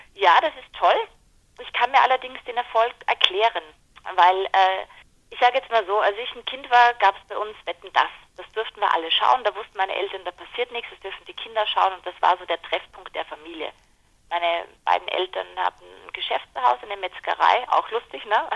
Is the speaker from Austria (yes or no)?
yes; Mostviertel, Lower Austria, Austria; eine Niederösterreicherin, eine Mostviertlerin, das ist meine Heimat quasi, aus der ich komme